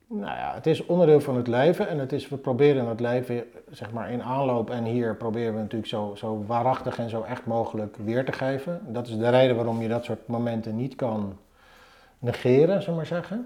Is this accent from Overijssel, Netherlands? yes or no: no; Zoetermeer, South Holland, Netherlands; moved away as an adult; now in Utrecht, Netherlands; Ik ben opgegroeid in Zoetermeer.